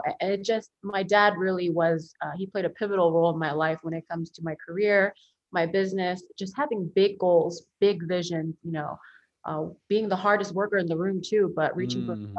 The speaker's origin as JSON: {"language": "English", "town": "Philadelphia", "region": "Pennsylvania", "country": "United States", "tie": "born or raised there", "first_language": "Korean", "second_language": "English", "said": "So my parents are immigrants from South Korea. So I come from a family of immigrants, and I was born in Philadelphia."}